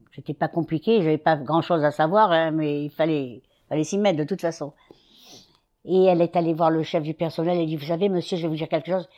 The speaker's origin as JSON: {"language": "French", "town": "Constantine", "region": "Constantine Province", "country": "Algeria", "tie": "born or raised there", "also_born_or_lived": "Algiers, Algeria / Oran, Algeria", "moved": "as an adult", "lives_now": "Paris, France", "said": "j'ai quitté Constantine et j'étais à chez ma grand-mère, la mère de mon père"}